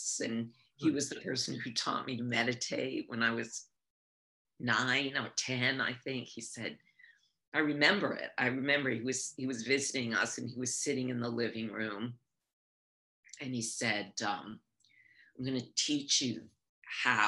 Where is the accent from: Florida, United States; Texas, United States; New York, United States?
New York, United States; also born or lived in Nyack, New York / Maine; I was born in New York and I grew up here